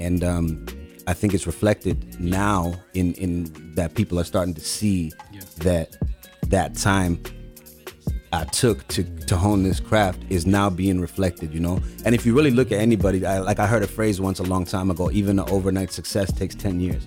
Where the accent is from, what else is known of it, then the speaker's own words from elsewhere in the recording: Zimbabwe; now in Canada; I was born in Zimbabwe, Africa